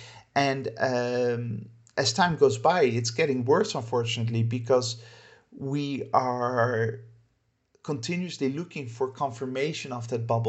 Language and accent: English; Netherlands; moved away as an adult; but I lived in too many countries, and for too many years I've been outside of my home country, the Netherlands, to feel patriotism or nationalism in that sense.